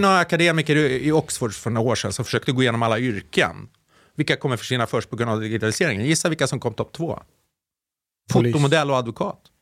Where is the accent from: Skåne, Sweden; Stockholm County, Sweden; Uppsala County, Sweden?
Stockholm County, Sweden; Sollentuna; born or raised there